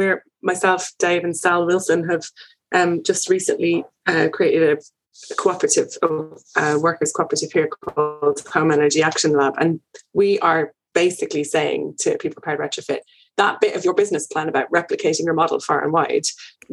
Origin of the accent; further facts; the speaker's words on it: Ireland; moved away; being Irish, I have people at home who are calling me all the time